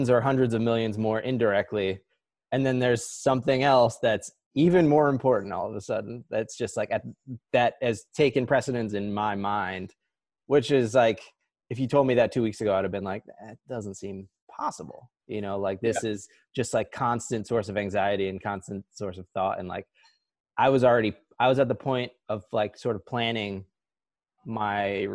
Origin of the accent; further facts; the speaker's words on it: New Jersey, United States; moved away; also born or lived in Honesdale, Pennsylvania; here in Honesdale, Pennsylvania, which is not where we grew up in New Jersey